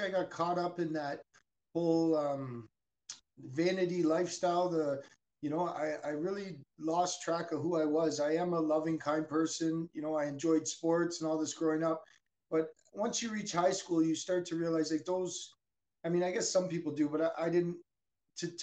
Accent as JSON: {"language": "English", "town": "Burnaby", "region": "British Columbia", "country": "Canada", "tie": "born or raised there", "said": "I was born in Burnaby, British Columbia"}